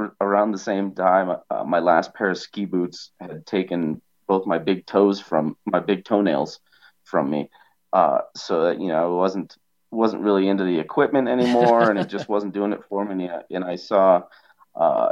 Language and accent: English; Evergreen, Colorado, United States; I grew up in Evergreen